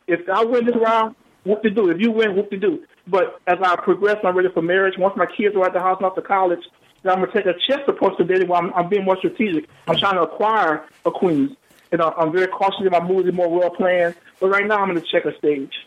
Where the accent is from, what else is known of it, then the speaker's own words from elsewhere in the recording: Louisiana, United States; moved away; I'm originally from Louisiana